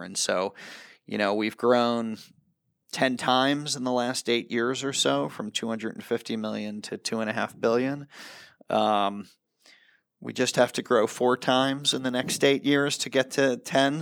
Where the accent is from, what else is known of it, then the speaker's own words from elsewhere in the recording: United States; as an American, I was, I was a soccer player in America, a goalkeeper